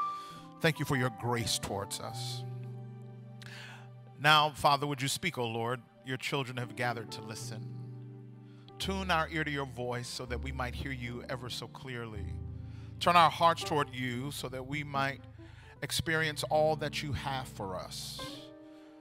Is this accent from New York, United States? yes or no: no; Mississippi, United States; moved away as an adult; now in Southern California, United States; But I grew up in Mississippi. And moved to California about 17 years ago